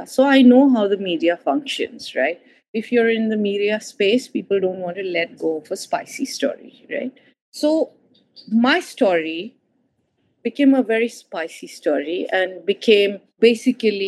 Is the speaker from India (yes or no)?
yes; East India, India; moved away; I come from East India